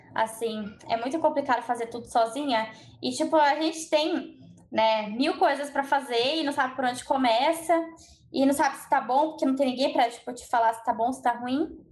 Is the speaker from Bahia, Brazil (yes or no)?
no; São Paulo, Brazil; also born or lived in Australia; eu sou de São Paulo, né? Eu estava morando na Austrália até março e eu voltei para cá